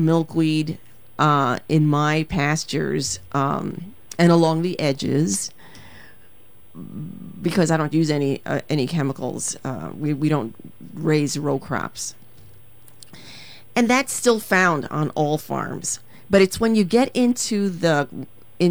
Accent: New York City, New York, United States; moved away; I'm originally from the Bronx

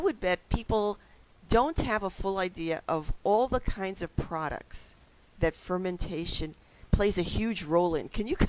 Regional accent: New York City, New York, United States; now in Wisconsin, United States; as a kid growing up in the Bronx

